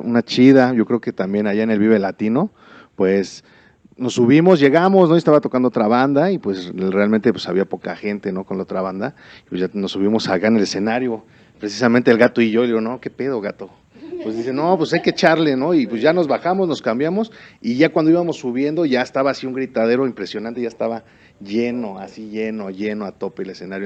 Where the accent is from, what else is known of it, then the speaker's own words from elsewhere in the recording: Ecatepec, State of Mexico, Mexico; yo soy de Catepec, yo soy del, del barrio